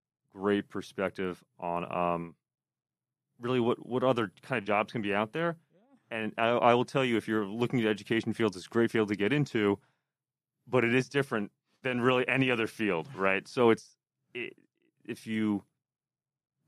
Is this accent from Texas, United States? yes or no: no; Pennsylvania, United States; now in New Jersey, United States; I'm from Pennsylvania originally, so I'm not a Jersey guy